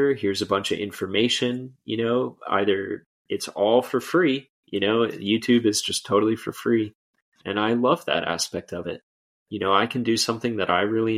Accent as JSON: {"language": "English", "region": "Florida", "country": "United States", "said": "I'm from Florida."}